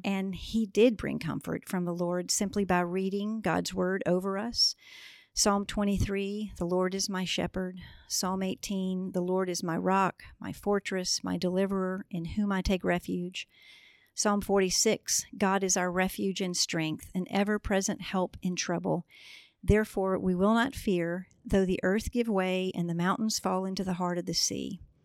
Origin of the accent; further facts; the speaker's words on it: Memphis, Tennessee, United States; now in Augusta, United States; We are both from Memphis